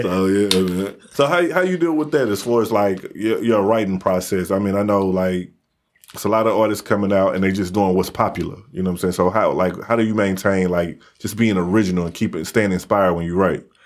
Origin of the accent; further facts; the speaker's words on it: Midwest, United States; I'm from the Midwest